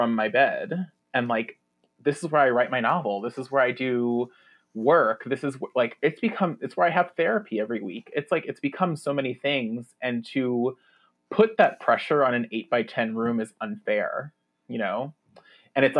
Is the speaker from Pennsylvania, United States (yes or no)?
no; New York, United States; moved away; also born or lived in New Jersey; I am a New Yorker. Like my family is from the Lower East Side and I was born in Manhattan and lived in Brooklyn when I was young. And then even when we moved to Jersey, we were like, I could see New York from my house, Jersey